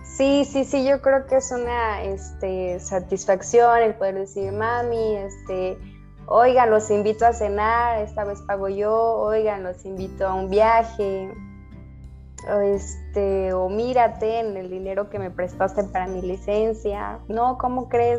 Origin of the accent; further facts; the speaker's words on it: Mexico City, Mexico; now in Guadalajara, Mexico; nací en la Ciudad de México, pero actualmente vivo en la Ciudad de Guadalajara